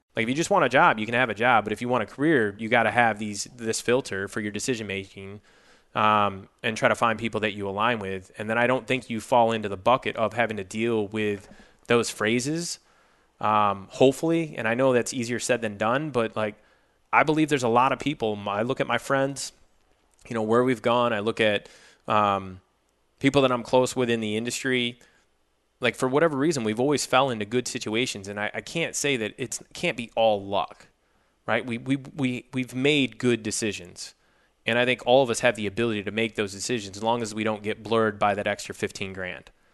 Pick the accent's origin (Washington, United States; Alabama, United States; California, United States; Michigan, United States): Michigan, United States; Jackson; moved away as an adult; also born or lived in Minnesota / Los Angeles; I grew up in a small town, roughly an hour west of Detroit